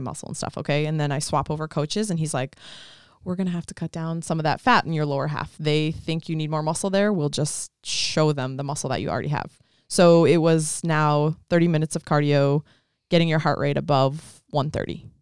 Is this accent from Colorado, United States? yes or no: yes; Colorado, United States; moved away as an adult; also born or lived in Mississippi; I'm from Colorado originally